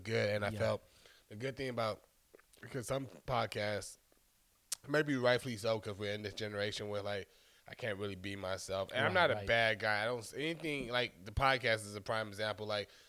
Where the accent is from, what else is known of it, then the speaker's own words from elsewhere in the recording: Stone Mountain, Georgia, United States; also born or lived in Chicago, Illinois; I'm from Chicago most of my life. More, at this point, definitely most of my life. I was raised in Stone Mountain, Georgia. So I spent up until 18 9 years in Chicago and 9 years in Georgia.